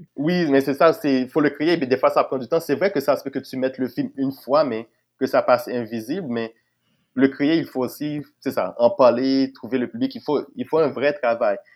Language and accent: French; Haiti; now in Quebec, Canada; je venais d'Haïti